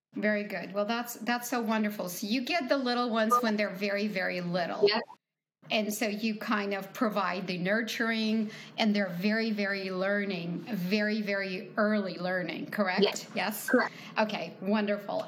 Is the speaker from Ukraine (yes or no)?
yes; Ukraine; moved away; I'm from Ukraine